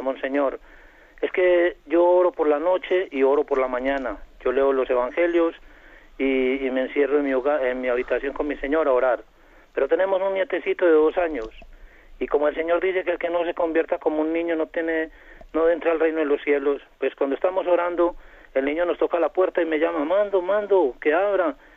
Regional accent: Colombia; soy colombiano

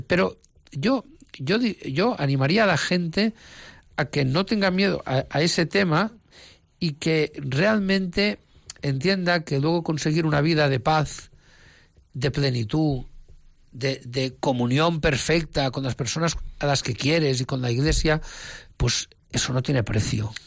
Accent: Menorca, Balearic Islands, Spain; now in Palma de Mallorca, Spain; la isla de Menorca, donde yo nací

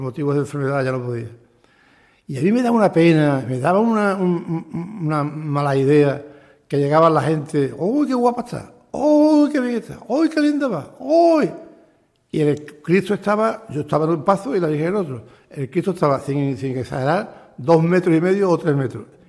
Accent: Sanlúcar de Barrameda, Andalusia, Spain; moved away as an adult; now in Chipiona, Spain; Yo nací en San Lucas, en la calle Barrameda, número 14

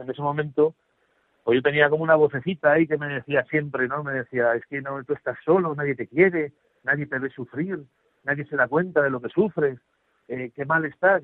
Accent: Zaragoza, Aragon, Spain; soy aragonés de Zaragoza

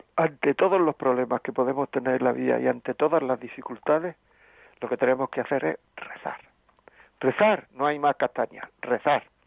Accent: Granada, Andalusia, Spain; moved away; also born or lived in Castile and León; Yo soy de Granada

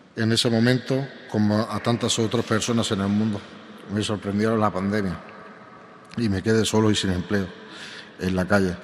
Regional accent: Palma, Balearic Islands, Spain; moved away as an adult; now in Toledo, Spain; soy natural de Palma de Mallorca, España, aunque desde hace un año y medio vivo eh, en Toledo

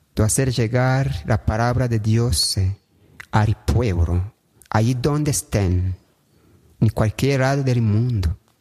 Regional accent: Rwanda; Hago mi pastoral aquí en mi país, en Ruanda

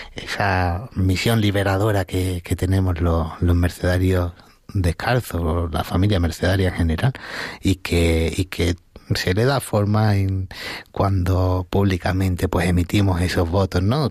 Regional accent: Marchena, Andalusia, Spain; moved away as an adult; also born or lived in Las Rozas de Madrid; now in Las Rozas, Spain; yo nací en un pueblo que se llama Marchena, que está en la provincia de Sevilla

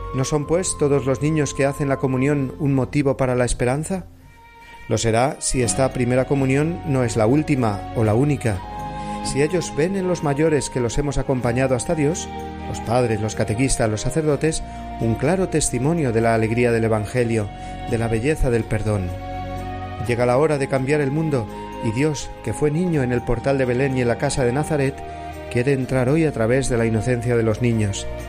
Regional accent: Cuenca, Castilla-La Mancha, Spain; el día de la patrona de mi ciudad natal de Cuenca, la Virgen de la Luz

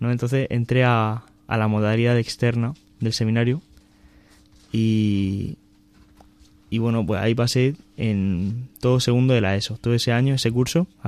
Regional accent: Alcantarilla, Region of Murcia, Spain; y soy de Murcia, de, un pueblo que está cerca de, la ciudad de Murcia, que se llama Alcantarilla.

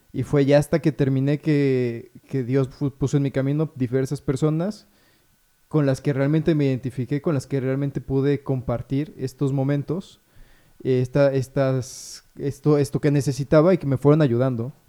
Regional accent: Puebla, Mexico; also born or lived in Mexico City; yo nací en Puebla

